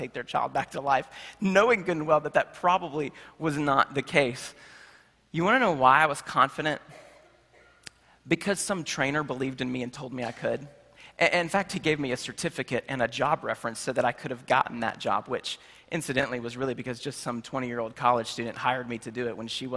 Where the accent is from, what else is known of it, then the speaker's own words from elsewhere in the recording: Charlotte, North Carolina, United States; in my hometown of Charlotte, North Carolina